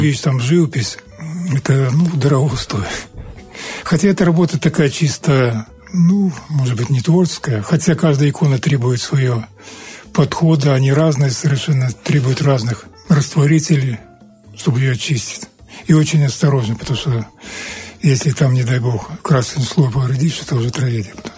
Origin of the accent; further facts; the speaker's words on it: an Old Believer village near here, Transnistria, Moldova; Я родился в Старобрядском селе, недалеко здесь.